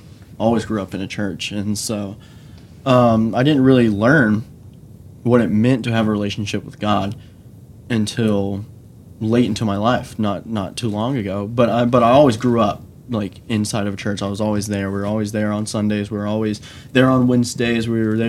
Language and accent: English; Brock, Texas, United States; also born or lived in Rockingham County, North Carolina; And I grew up in Rockingham County, North Carolina. And so we moved here, I think when I was in fourth grade. So I guess it like switched between growing up here and in Brock and stuff like that.